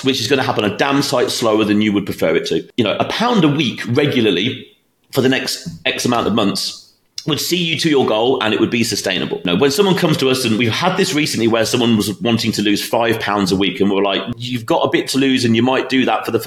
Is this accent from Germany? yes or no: no; United Kingdom; moved away; my hometown in the UK